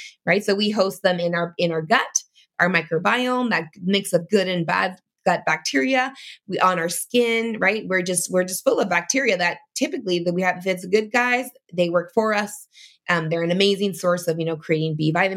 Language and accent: English; Canada; in Canada, it's different because I'm Canadian